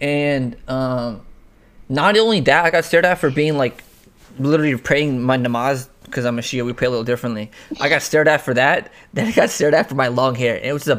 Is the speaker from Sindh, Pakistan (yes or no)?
no; Rawalpindi, Punjab, Pakistan; Oh, hell no. I'm from Rawalpindi, man. From Rawalpindi.